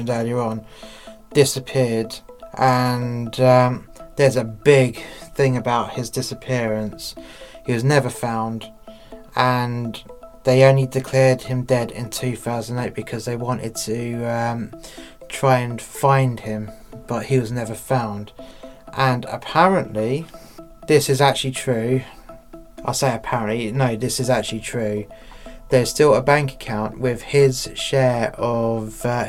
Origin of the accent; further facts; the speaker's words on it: England, United Kingdom; now in Wales, United Kingdom; I'm English and I live in Wales